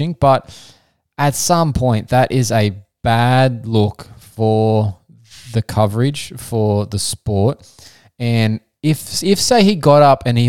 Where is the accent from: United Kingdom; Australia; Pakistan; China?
Australia; as an Aussie